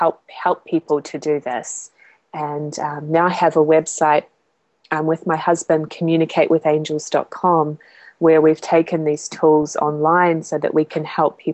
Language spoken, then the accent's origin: English; Christchurch, Canterbury, New Zealand; moved away; I'm from Christchurch, New Zealand, originally. That's where I grew up.